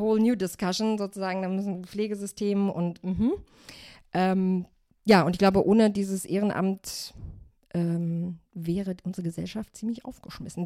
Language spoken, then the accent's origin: German; Germany; Ich bin in Deutschland geboren, bin jetzt 34 Jahre alt